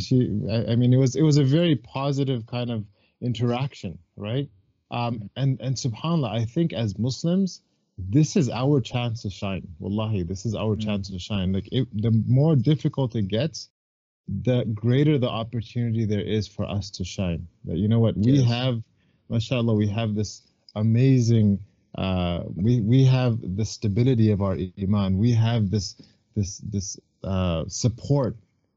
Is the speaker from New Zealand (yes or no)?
no; Burlington, Ontario, Canada; I'm from Burlington